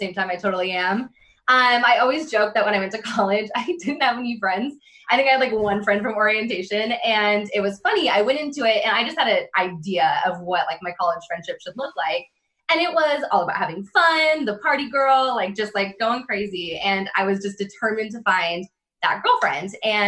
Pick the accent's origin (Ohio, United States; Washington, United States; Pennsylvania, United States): Washington, United States; Renton; also born or lived in Bellingham, Washington; I grew up outside of Seattle in a little city called Renton